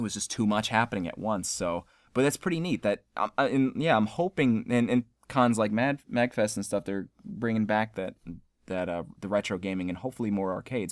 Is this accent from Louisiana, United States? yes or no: no; Selden, New York, United States; moved away; my hometown in Selden